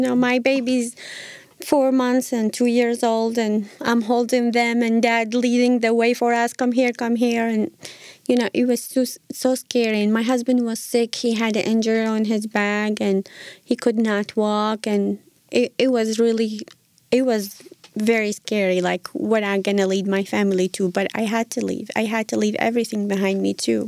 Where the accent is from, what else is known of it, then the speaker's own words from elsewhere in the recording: Iraq; moved away as an adult; now in United States; originally I'm from Iraq.